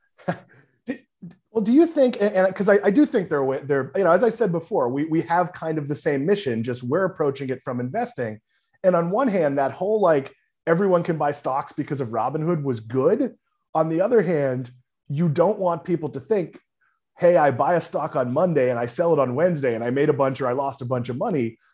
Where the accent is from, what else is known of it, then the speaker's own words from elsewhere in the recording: New England, United States; now in Florida, United States; I grew up in New England